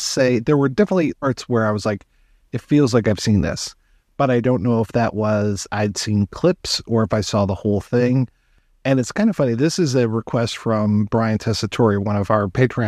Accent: Detroit, Michigan, United States; my hometown of Detroit

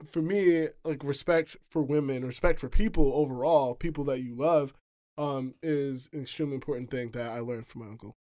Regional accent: New York City, New York, United States; now in Seattle, United States; I'm from the Bronx, you know. I was, I was born in New York City proper

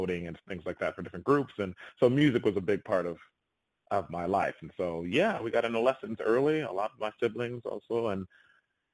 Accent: Rochester, New York, United States; my hometown, Rochester, New York

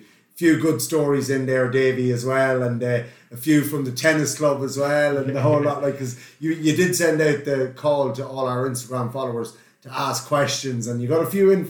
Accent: County Meath, Ireland; I'm a Meath man, born and raised in Simonson.

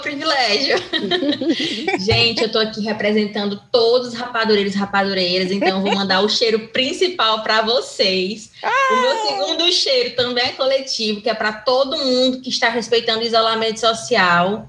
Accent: Fortaleza, Ceará, Brazil; Aqui em Fortaleza, né, que é de onde eu sou

